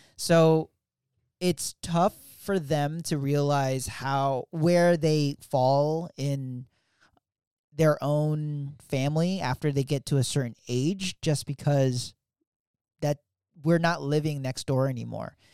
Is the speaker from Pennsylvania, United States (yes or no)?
yes; Philadelphia, Pennsylvania, United States; now in Virginia, United States; I grew up in Philly, South Philly, to be exact.